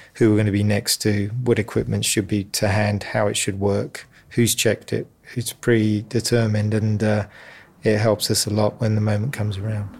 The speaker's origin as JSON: {"language": "English", "region": "London", "country": "United Kingdom", "tie": "born or raised there", "moved": "as an adult", "lives_now": "Sydney, Australia", "said": "I grew up in the East End of London"}